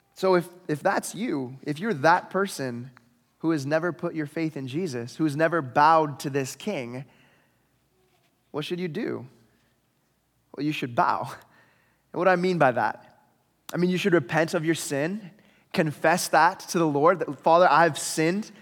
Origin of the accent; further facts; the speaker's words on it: Oregon, United States; moved away as an adult; now in Canada; going back home. But I'm not gonna drive all the way back to Oregon